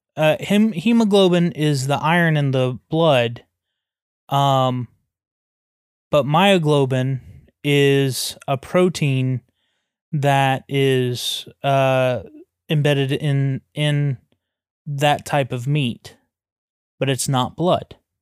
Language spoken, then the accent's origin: English; the South, United States; we come from the South